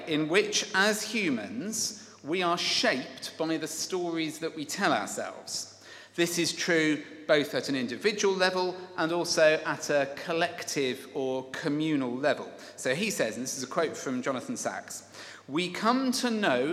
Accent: Kent, South East England, United Kingdom; my upbringing in Kent and my attendance at the Judd School

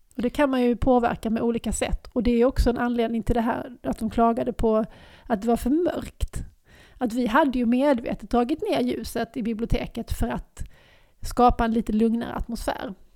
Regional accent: Lund, Skåne, Sweden; moved away as an adult; also born or lived in Stockholm; jag har flyttat hem igen. Jag har flyttat, flyttat från Stockholm tillbaks till Lund

